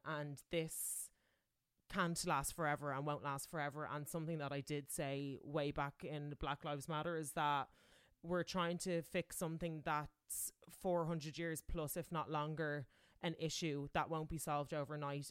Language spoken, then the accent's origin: English; Ireland; moved away